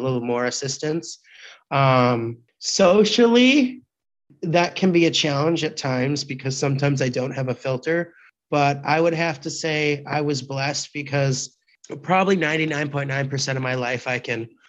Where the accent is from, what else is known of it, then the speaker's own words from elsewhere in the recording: Appleton, Wisconsin, United States; I grew up in Appleton, Wisconsin, where it's cold in the winter